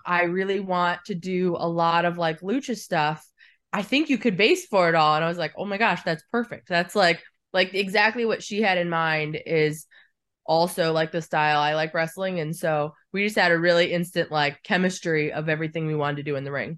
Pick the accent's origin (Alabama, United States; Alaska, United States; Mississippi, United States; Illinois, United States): Alaska, United States; born or raised there